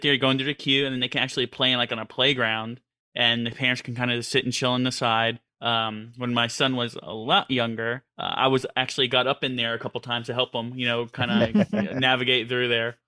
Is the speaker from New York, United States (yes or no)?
yes; New York City, New York, United States; I grew up in Queens, New York, and as a city boy